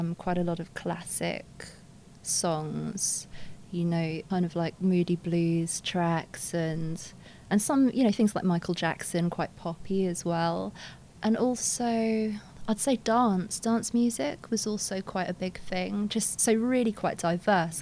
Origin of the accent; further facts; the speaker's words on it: London, United Kingdom; I grew up a mixture of places. It's all in London, but first I lived in Kensington, then I lived in North London for the 10 years